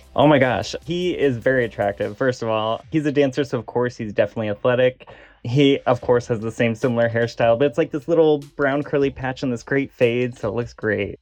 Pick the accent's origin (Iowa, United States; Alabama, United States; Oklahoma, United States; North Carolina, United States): Iowa, United States; Des Moines; also born or lived in San Francisco; now in Los Angeles, United States; I'm originally from Des Moines, Iowa.